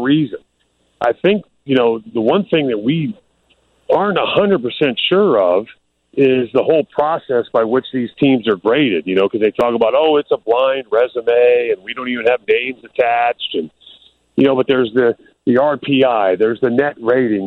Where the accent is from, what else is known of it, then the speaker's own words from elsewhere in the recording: Florida, United States; moved away; also born or lived in Vanderbilt (Nashville, Tennessee) / Chicago; when I was growing up in Florida